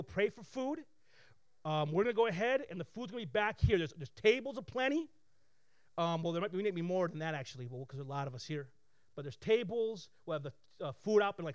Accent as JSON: {"language": "English", "town": "Flint", "region": "Michigan", "country": "United States", "tie": "born or raised there", "said": "I grew up here in Flint with very little"}